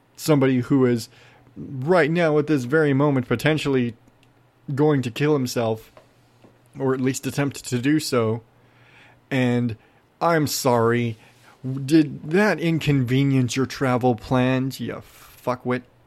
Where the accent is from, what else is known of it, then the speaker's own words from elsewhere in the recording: Arizona, United States; I'm from Arizona.